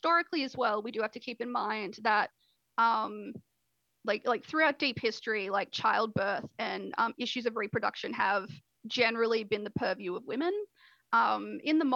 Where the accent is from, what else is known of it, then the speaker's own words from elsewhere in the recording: Australia; I'm an Australian